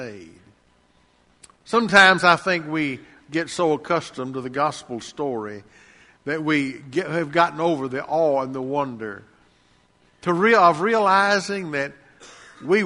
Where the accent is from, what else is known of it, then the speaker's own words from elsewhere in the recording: Lacey Springs, United States; I was 12, almost 13 years old, growing up in Lacey Springs